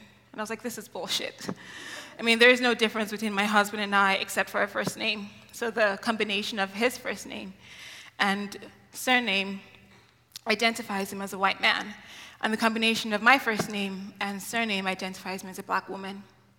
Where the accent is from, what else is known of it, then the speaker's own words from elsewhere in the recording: Nigeria; And it took me 12 years to realize this because I grew up in Nigeria.